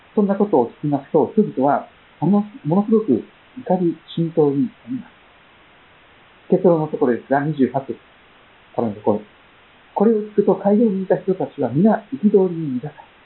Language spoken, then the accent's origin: Japanese; Kochi, Japan; accent: Tosa dialect; moved away; 私もこの前、コーチに帰ってきて、いきなり土佐弁の中でですね、入ってこう、なんか、私はここで生まれ育ったんだな